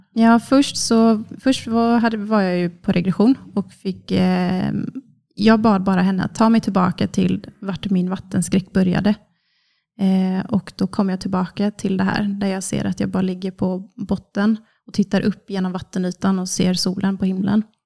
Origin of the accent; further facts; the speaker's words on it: Kungsbacka, Halland County, Sweden; jag är snart 30, från Kungsbacka, som ligger strax söder om Göteborg. Uppvuxen på en bondgård med mamma, pappa och två syskon.